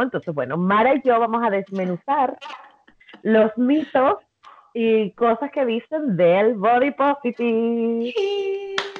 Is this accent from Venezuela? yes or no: yes; Venezuela; soy venezolana